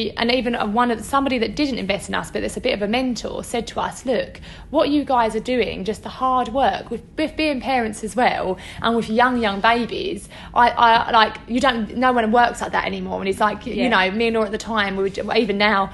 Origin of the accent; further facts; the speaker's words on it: Essex, East of England, United Kingdom; we get criticised for the way we speak, we're both from Essex